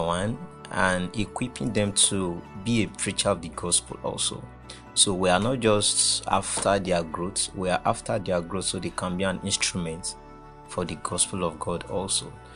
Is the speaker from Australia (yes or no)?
no; Oyo, Nigeria; now in Kwara, Nigeria; I'm from Oyo State.